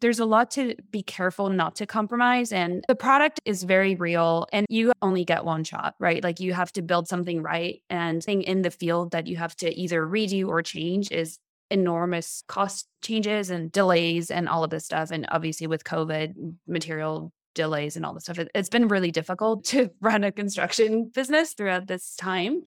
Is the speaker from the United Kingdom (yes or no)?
no; France; moved away as an adult; also born or lived in Montreal, Canada; now in San Francisco, United States; I'm from France. I moved to Canada, Montreal, f, when I was eighteen to go to school.